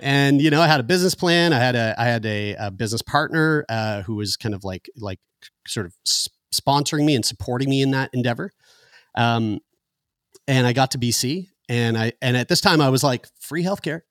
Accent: Halifax, Nova Scotia, Canada; born or raised there; also born or lived in St. John's, Newfoundland

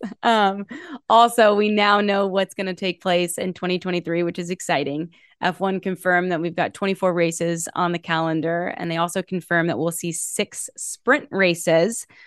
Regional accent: United States; as an American

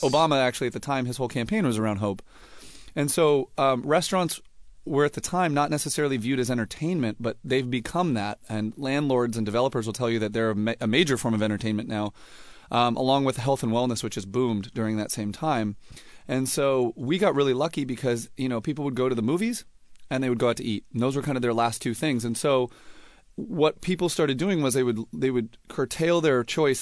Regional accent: Los Angeles, California, United States; also born or lived in San Francisco / Berkeley; I was born in, in San Francisco and, uh, grew up in Los Angeles

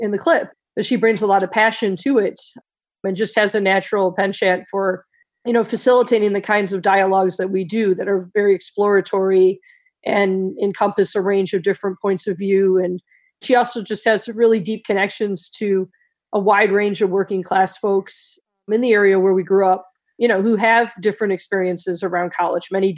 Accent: Detroit, Michigan, United States; I grew up in Detroit

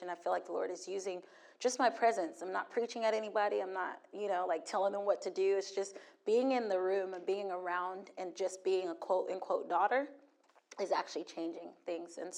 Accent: Hawaii, United States; also born or lived in Germany / Virginia Beach; now in Texas, United States; as he said. I'm, um, um, I'm from, let's see, I was born in Germany, raised in Hawaii, was in. Um, was in Virginia Beach for 22 years, then Orlando for a year, and I just moved to Texas.

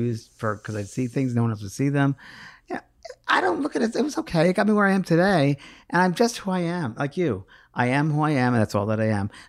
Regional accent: New York, United States; I use pisser because I'm from New York.

